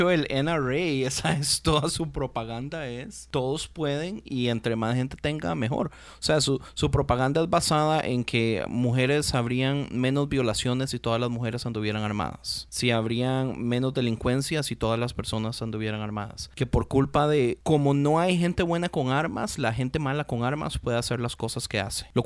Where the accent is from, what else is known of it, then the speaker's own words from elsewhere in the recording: Costa Rica; yo soy de Costa Rica. No sé cuánta gente sabe, Costa Rica no tiene ejército.